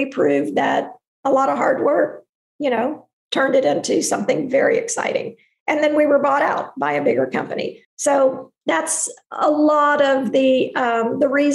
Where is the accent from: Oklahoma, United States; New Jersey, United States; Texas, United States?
Texas, United States; I'm from Texas